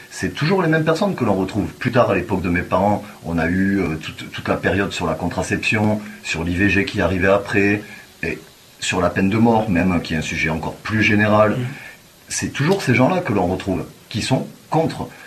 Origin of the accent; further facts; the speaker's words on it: France; moi, je suis français, et les valeurs que eux veulent défendre, moi, je ne me reconnais pas dedans.